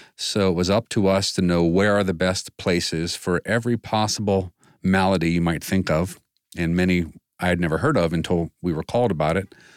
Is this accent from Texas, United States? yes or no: no; Washington, District of Columbia, United States; moved away as an adult; now in Northeast Ohio, United States; Growing up in D C